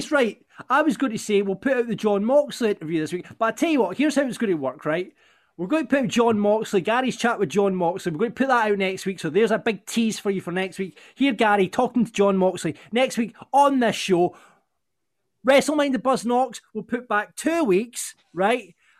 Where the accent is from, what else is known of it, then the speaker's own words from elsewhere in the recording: Falkirk, Scotland, United Kingdom; my hometown of Falkirk